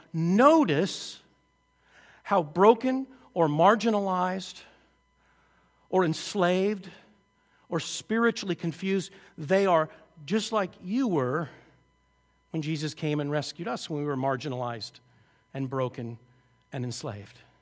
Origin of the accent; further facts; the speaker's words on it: just outside Seattle, Washington, United States; I grew up just outside Seattle